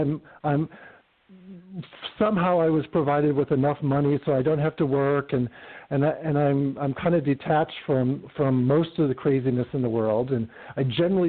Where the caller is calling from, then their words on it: Palm Springs, California, United States; I'm in Palm Springs, California.